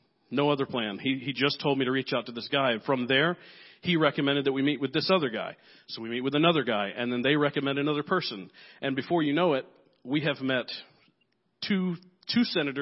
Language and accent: English; Nigeria; I'm here from Nigeria